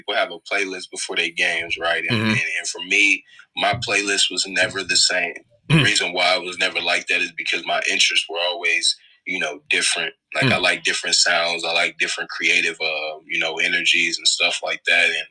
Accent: Indianapolis, Indiana, United States; I'm from Indianapolis, both Midwest kids

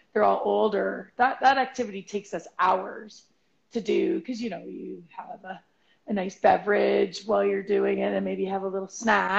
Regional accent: Alberta, Canada; Right, because we're from Alberta

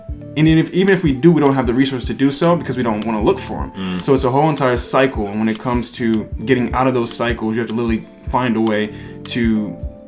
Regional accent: Newark, New Jersey, United States; also born or lived in East Orange, New Jersey; now in New York, United States; I was born in Newark, New Jersey

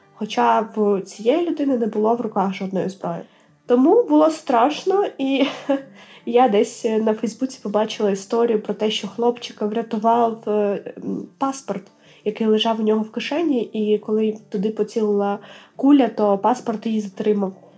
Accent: Melitopol, Zaporizhzhia Oblast, Ukraine; moved away as an adult; площу нашого рідного міста

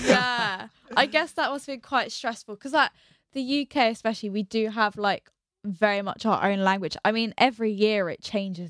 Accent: England, United Kingdom; I'm fully English

